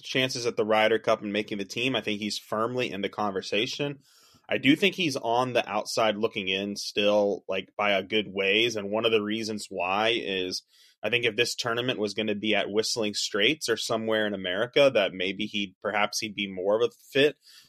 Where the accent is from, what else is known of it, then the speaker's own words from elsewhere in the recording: Wilmington, North Carolina, United States; I remember covering this tournament when it came to Wilmington, my hometown